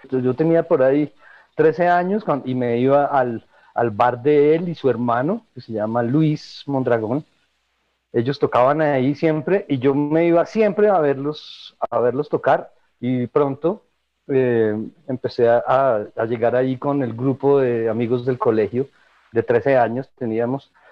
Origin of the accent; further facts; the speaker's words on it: Bogotá, Colombia; born there; Nací en Bogotá en 1969 en una familia muy musical